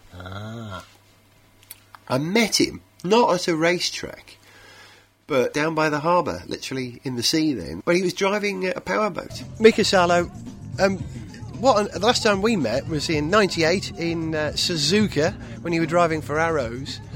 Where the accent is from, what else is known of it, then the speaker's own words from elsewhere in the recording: Wales, United Kingdom; I'm a Welshman